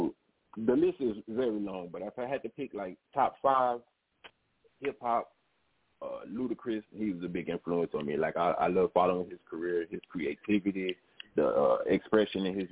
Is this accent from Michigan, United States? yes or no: no; Memphis, Tennessee, United States; accent: down south twang; you hear that down south twang to it because I'm from Memphis